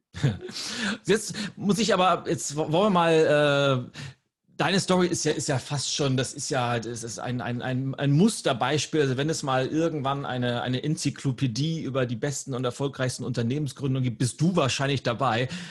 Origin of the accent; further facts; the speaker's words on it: Lübeck, Schleswig-Holstein, Germany; meine Heimatstadt Lübeck